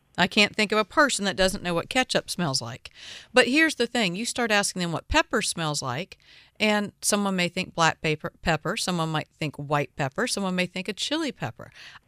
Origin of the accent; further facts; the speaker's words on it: the South, United States; I was born and raised in the South.